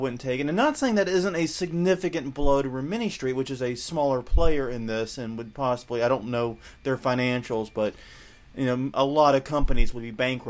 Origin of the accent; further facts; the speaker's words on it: the South, United States; accent: Southern; also born or lived in New Orleans; I'm Southern. Neither of us have accents.